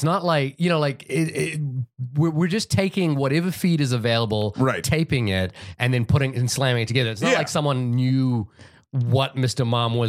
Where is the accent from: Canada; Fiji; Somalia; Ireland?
Fiji; I know the movie that got a lot of rotation when I was growing up in Fiji was Michael Jackson's Moonwalker.